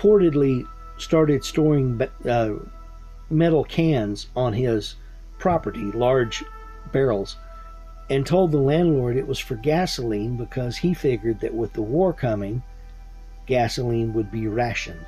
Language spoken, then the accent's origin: English; Texas, United States; I'm from Texas.